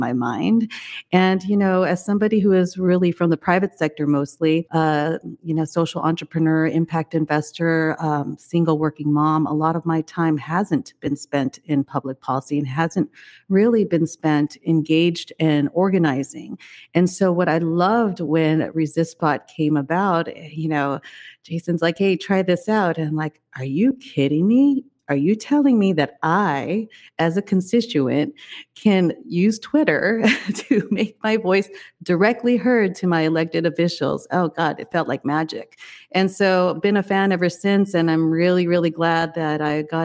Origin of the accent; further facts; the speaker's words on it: Taiwan; moved away; also born or lived in China; I was born in Taiwan, but I spent much of my career in China